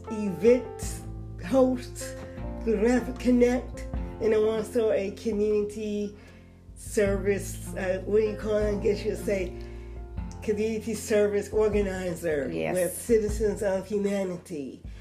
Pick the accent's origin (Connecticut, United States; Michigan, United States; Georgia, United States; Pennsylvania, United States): Michigan, United States; Detroit; now in Fayetteville, United States; I am originally from Detroit, Michigan. Shout out to hometown. Married 25 years, have two kids, military spouse.